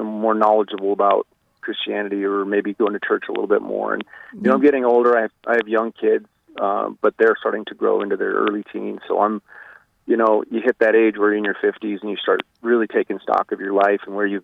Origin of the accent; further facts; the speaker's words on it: Rapid City, South Dakota, United States; also born or lived in New York City; I'm, you know, born and raised in South Dakota. This is my home